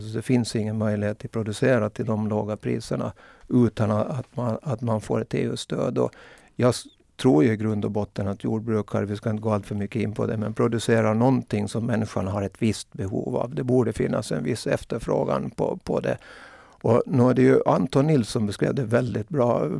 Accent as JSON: {"language": "Swedish", "country": "Åland Islands", "said": "jag är nog ålänning"}